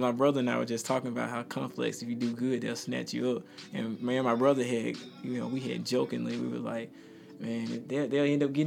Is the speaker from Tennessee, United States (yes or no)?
no; Mississippi, United States; Coming from Mississippi